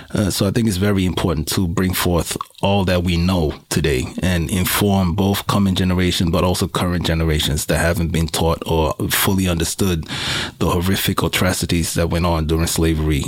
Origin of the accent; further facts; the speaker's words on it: Suriname; now in Sweden; I am from Suriname. I would call myself first generation immigrant to Sweden.